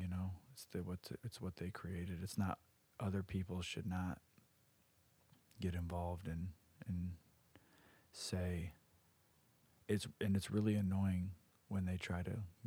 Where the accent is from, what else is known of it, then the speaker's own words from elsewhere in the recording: United States; we're American